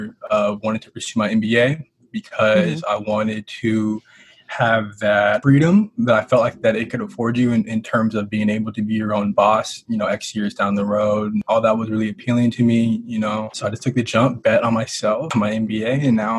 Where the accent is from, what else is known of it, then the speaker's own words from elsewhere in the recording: Tacoma, Washington, United States; I'm from Tacoma, Washington, a.k.a. the City of Destiny, as I like to tell people. That's the actual nickname. Born and raised.